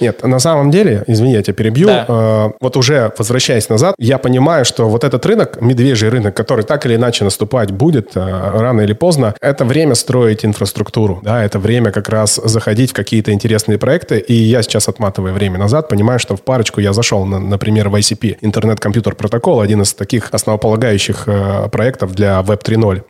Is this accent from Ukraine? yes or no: no; Siberia, Russia; У меня много друзей в Барнауле, мы с тобой, сибиряки